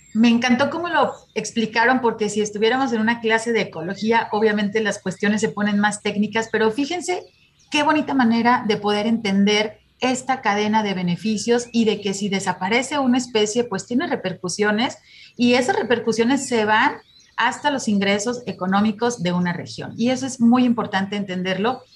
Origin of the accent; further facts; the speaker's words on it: Jalisco, Mexico; como jaliscienses y como mexicanos